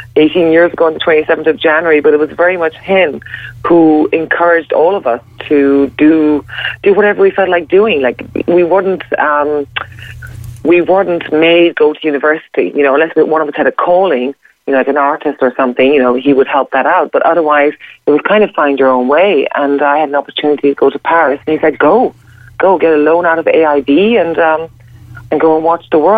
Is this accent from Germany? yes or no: no; Ireland; I'm Irish